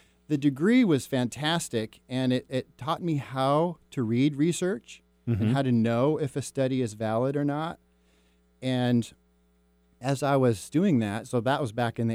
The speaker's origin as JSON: {"language": "English", "town": "Mercer Island", "region": "Washington", "country": "United States", "tie": "born or raised there", "said": "I grew up on Mercer Island"}